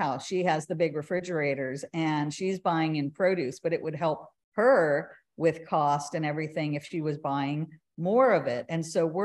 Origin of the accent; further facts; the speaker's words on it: California, United States; now in Austin, United States; originally I'm from California, and it is the land of plenty with produce